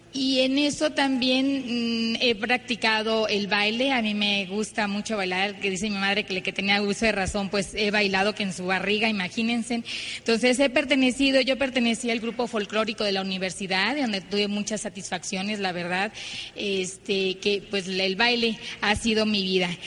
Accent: Ciudad Obregón, Sonora, Mexico; nosotros venimos de Ciudad Obregón, Sonora. Eh, vengo de una familia muy tradicional.

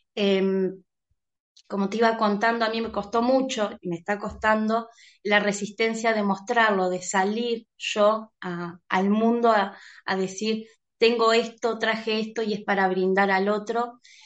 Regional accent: Uruguay; estoy en Uruguay, eh, nací en Uruguay

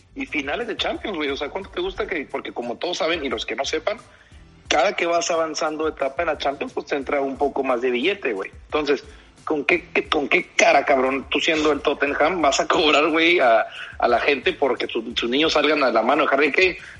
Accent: Mexico; acá en México

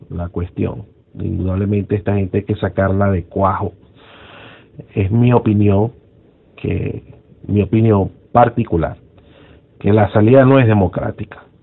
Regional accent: Venezuela; lo único que nos une a nosotros, que somos, somos venezolanos y queremos lo mejor para Venezuela.

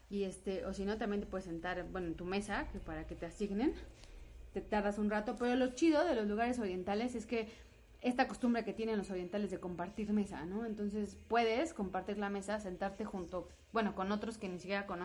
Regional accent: Puebla, Mexico; somos de aquí, yo soy de Puebla.

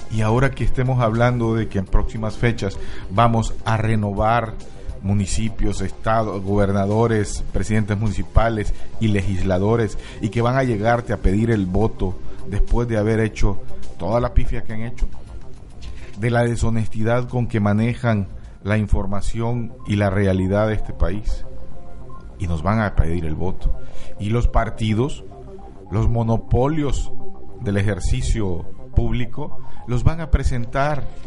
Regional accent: Mexico; nuestro país

